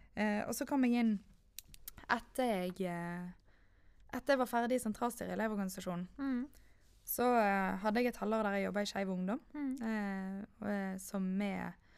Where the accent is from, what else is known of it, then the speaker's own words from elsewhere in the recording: Manger, Vestland, Norway; now in Knarvik, Norway; kommer fra Manger og har vokst opp